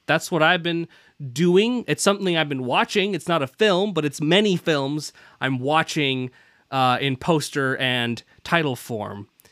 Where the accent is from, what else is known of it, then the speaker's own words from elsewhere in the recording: Pacific Northwest, United States; also born or lived in United Kingdom; I was, I was born there and then immediately flew, uh, to the Pacific Northwest, where I learned to talk like this